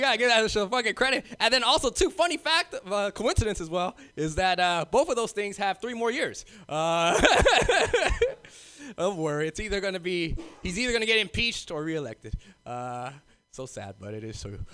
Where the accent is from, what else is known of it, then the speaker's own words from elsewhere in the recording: Los Angeles, California, United States; moved away as an adult; now in North Bay, United States; I'm originally from South Central